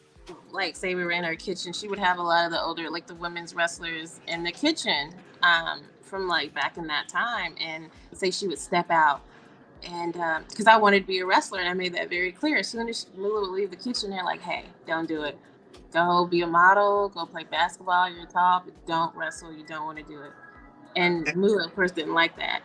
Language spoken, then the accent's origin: English; Columbia, South Carolina, United States; I'm from Columbia, South Carolina.